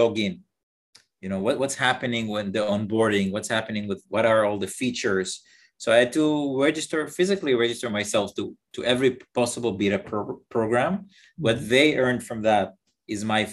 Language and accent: English; Israel; I'm from Israel